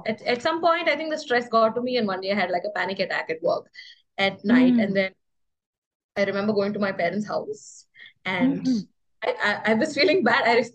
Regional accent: Kerala, India; moved away; I came to Kerala, which is my hometown, for like a small visit

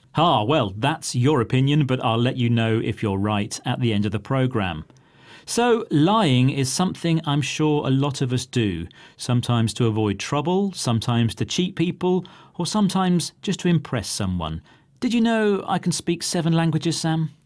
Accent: United Kingdom; I'm British.

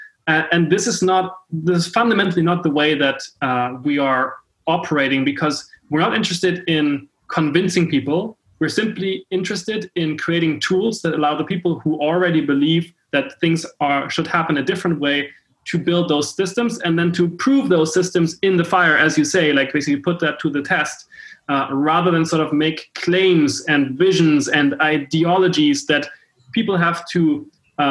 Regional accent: Hamburg, Germany; I come from Hamburg, Germany.

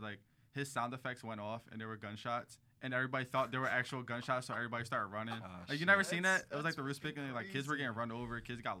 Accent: Philadelphia, Pennsylvania, United States; I was like, I'm from Philly.

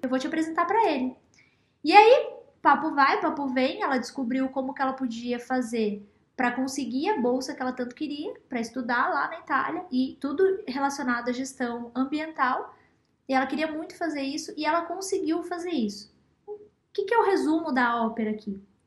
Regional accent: Matinhos, Paraná, Brazil; lá na minha cidade, Matinhos

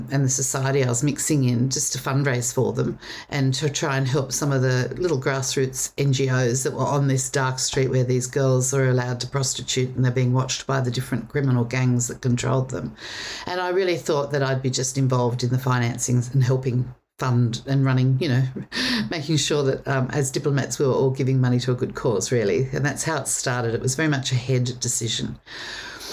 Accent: Sydney, New South Wales, Australia; I grew up on the North Shore of Sydney.

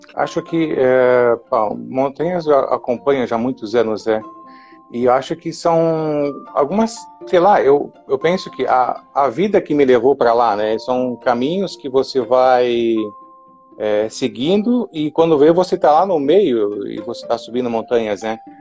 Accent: Paraná, Brazil; moved away as an adult; now in Jaraguá do Sul, Brazil; Na verdade, eu sou paranaense. É, moro aqui em Jaraguá do Sul há 31 anos, eu acho mas nasci, me criei lá no, no Paraná

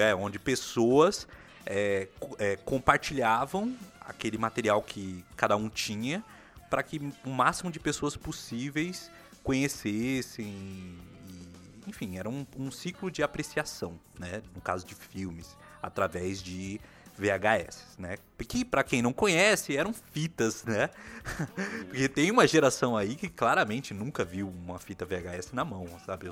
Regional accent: São Paulo, Brazil; nós que somos aqui de São Paulo, nós vivemos na capital

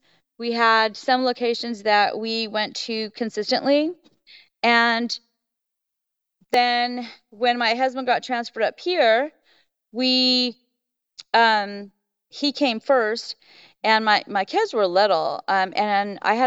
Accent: South Texas, United States; moved away as an adult; also born or lived in Dallas; now in North Idaho, United States; I was raised in South Texas

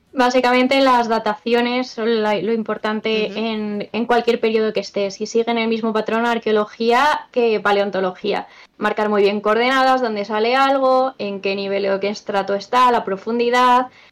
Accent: Extremadura, Spain; En Extremadura, Secarral, mi pueblo está allí

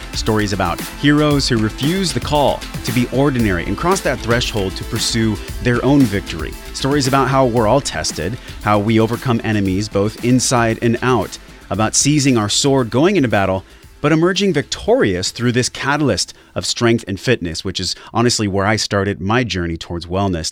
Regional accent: San Diego, California, United States; here from my hometown in San Diego

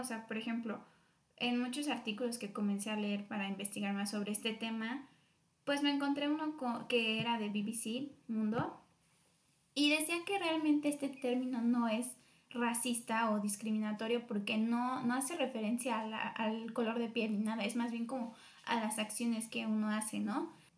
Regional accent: Mexico; nosotros como mexicanos

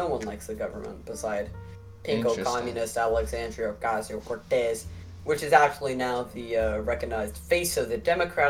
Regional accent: Honduras; Well, actually, I am a dreamer. I'm from Honduras, and my grandfather on my mom's side is from

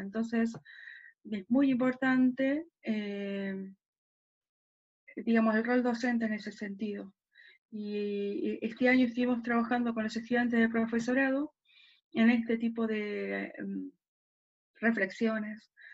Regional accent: Quilmes, Buenos Aires Province, Argentina; also born or lived in southern Argentina; Soy porteña, pero después nada, viví toda mi vida en Quilmes y un tiempo en el sur del país y después volví para Quilmes

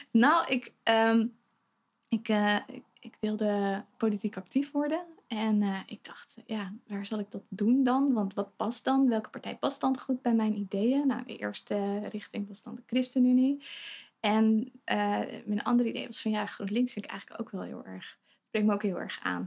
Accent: Betuwe, Gelderland, Netherlands; moved away as an adult; now in Zwolle, Netherlands; ik kom uit Betuwe.

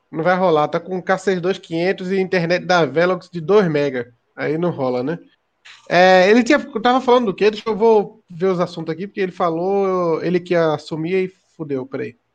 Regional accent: Olinda, Pernambuco, Brazil; Eu sou de Olinda

